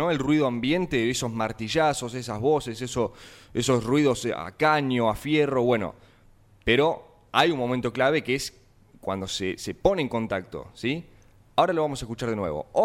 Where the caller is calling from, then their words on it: Avellaneda, Buenos Aires Province, Argentina; de Avellaneda